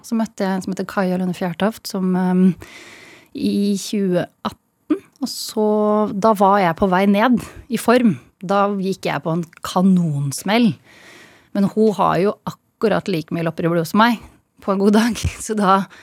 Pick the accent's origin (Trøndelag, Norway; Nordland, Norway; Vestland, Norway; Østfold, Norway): Østfold, Norway; moved away as an adult; also born or lived in Bergen; jeg er fra Østfold